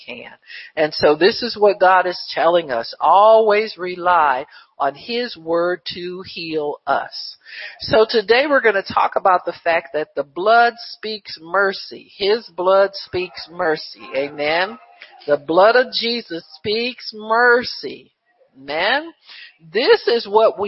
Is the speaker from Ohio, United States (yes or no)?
yes; Cleveland, Ohio, United States; when I was a kid, growing up in Cleveland